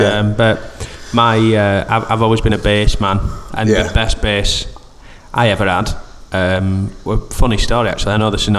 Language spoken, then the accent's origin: English; Barnsley, Yorkshire and the Humber, United Kingdom; accent: Yorkshire; I'm 30 from Barnsley.